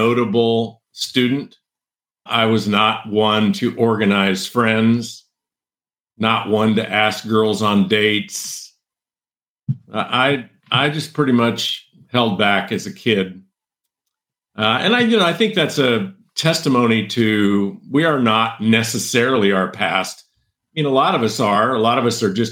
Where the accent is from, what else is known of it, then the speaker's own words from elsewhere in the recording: San Joaquin Valley, central California, United States; I grew up in a farming community, ranching farming community on a big cattle ranch / row crop farm in central California, the San Joaquin Valley, in the foothills below Yosemite